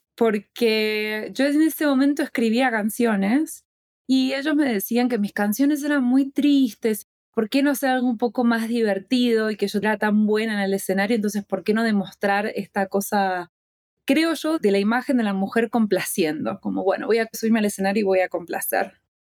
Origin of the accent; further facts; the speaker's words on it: Argentina; now in United States; como argentina